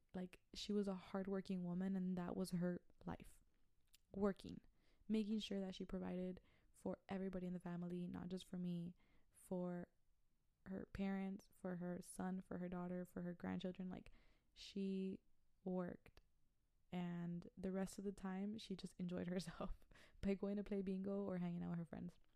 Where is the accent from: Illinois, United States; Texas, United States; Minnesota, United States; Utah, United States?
Texas, United States; Brownsville; I'm from Brownsville, Texas